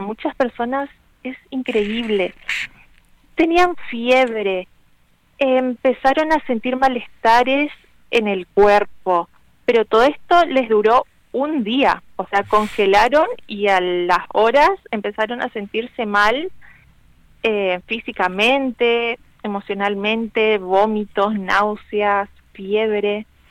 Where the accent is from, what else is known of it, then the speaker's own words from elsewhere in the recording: Argentina; somos argentinos